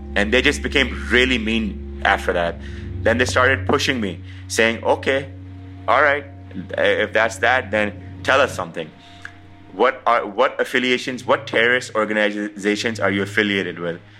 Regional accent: Pakistan; I'm a visitor from Pakistan.

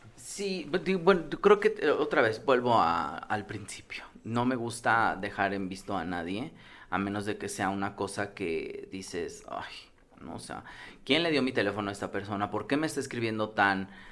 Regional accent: Mexico; como mexicanos

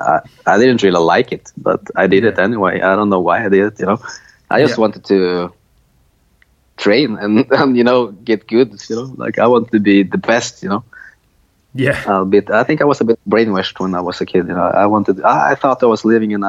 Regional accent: Linköping, Östergötland, Sweden; moved away; also born or lived in Malmö, Sweden; I moved to a smaller town called Linköping

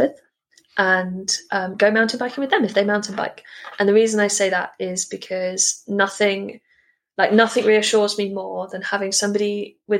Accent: United Kingdom; also born or lived in South West England; we are British

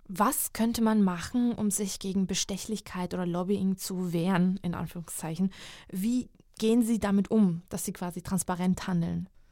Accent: Georgia; moved away; also born or lived in Hungary; in meinem Heimatland

